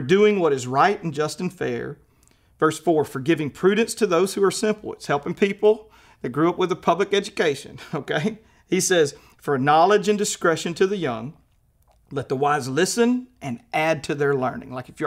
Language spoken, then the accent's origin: English; Louisiana, United States; moved away as an adult; now in Fort Smith, United States; I grew up in Louisiana